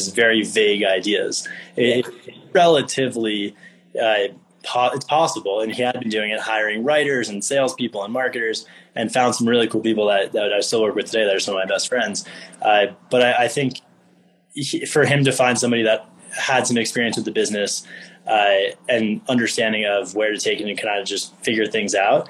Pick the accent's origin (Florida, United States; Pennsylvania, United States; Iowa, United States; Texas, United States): Florida, United States; Miami; moved away as an adult; also born or lived in Michigan; I am originally from Miami, grew up in Miami, went to Michigan